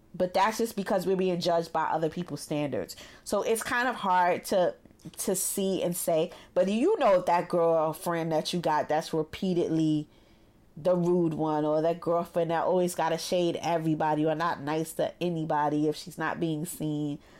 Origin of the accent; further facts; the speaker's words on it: New York City, New York, United States; growing up in Brooklyn